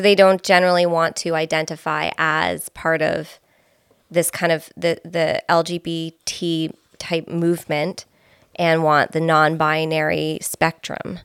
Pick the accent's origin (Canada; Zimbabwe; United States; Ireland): Canada; Belleville, Ontario; moved away; I'm from Belleville originally